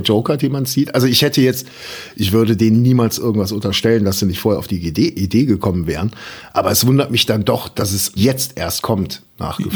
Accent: Germany; als Deutscher

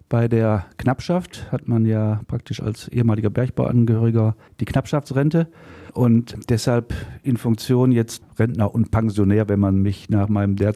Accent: Gladbeck, North Rhine-Westphalia, Germany; born there; ne, geboren

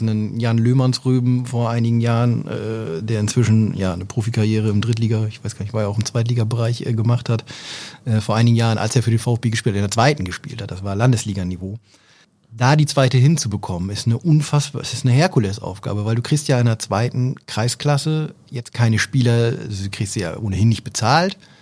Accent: Oldenburg, Lower Saxony, Germany; als äh, Oldenburger

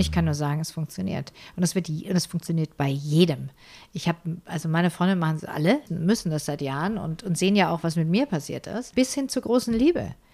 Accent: Ulm, Baden-Württemberg, Germany; in Ulm wo ich aufgewachsen bin

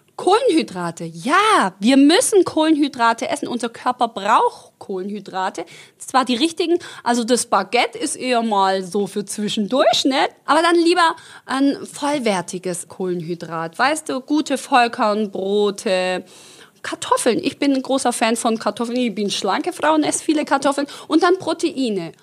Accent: Stuttgart, Baden-Württemberg, Germany; accent: Swabian; also born or lived in Croatia; Ich rede ja total mit als Schwabe

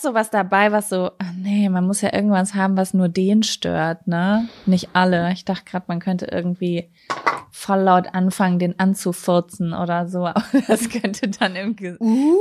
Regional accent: Germany; als Deutsche

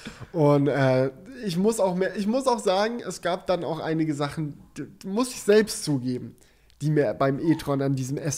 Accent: Böblingen, Baden-Württemberg, Germany; Ja, weil es gibt bei uns in Böblingen, wo ich herkomme, wir haben eine Panzerkaserne

